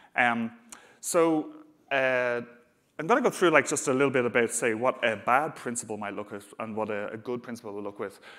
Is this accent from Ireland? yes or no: yes; Dublin, Leinster, Ireland; accent: Dublin; I'm based in Dublin, as you can probably tell from my accent.